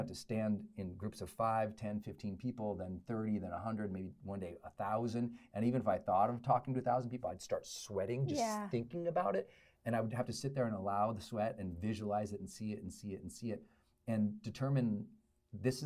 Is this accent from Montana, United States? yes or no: yes; Butte, Montana, United States; also born or lived in Great Falls, Montana; where I grew up in Butte, Montana, and then Great Falls, Montana, men weren't very expressive.